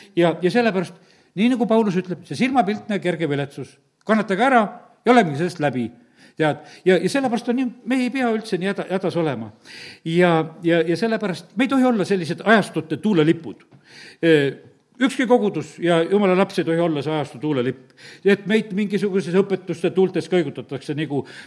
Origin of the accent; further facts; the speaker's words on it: Estonia; me oleme eestlased